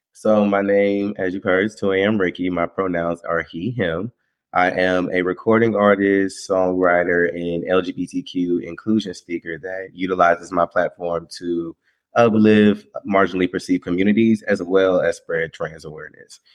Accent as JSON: {"language": "English", "town": "Winston-Salem", "region": "North Carolina", "country": "United States", "said": "I'm from Winston-Salem, North Carolina. Um, so from a nice little small town."}